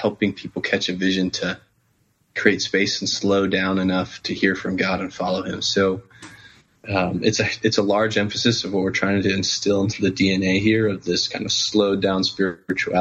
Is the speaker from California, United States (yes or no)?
no; Wheaton, Illinois, United States; now in Fulton, United States; I grew up in Wheaton, Illinois